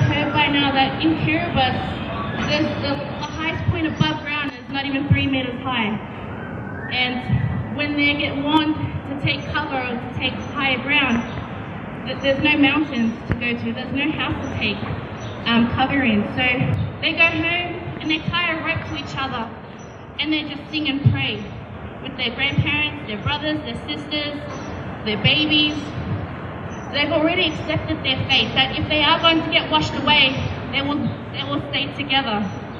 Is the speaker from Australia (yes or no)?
yes; Sydney, New South Wales, Australia; I was born in Sydney, raised in Sydney, so I consider myself as a proud Australian as well. But I come from a long line of Pacific warriors spread across the Pacific Ocean.